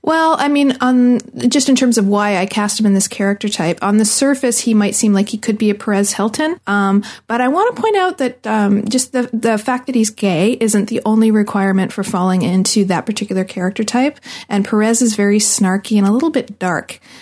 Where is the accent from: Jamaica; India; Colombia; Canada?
Canada; I'm Canadian